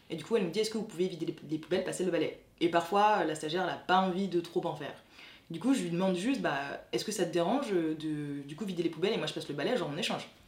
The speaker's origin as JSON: {"language": "French", "country": "France", "said": "je suis française mais d'origine haïtienne, j'ai été adoptée enfant"}